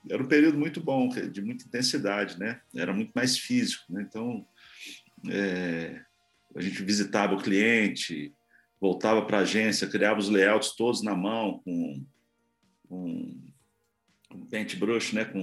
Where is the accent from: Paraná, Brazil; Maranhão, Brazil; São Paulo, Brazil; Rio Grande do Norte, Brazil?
São Paulo, Brazil; Santos; born there; nasci em Santos, morei um tempo em São Paulo